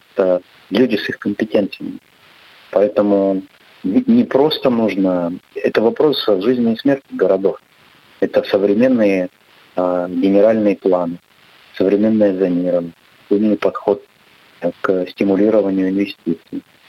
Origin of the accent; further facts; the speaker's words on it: Chelyabinsk, Chelyabinsk Oblast, Russia; я сам родом с Челябинска